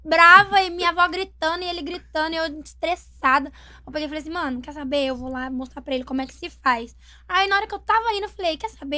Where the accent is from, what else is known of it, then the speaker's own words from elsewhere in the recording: Brazil; o pessoal lá da minha cidade, lá de Porto de Caldas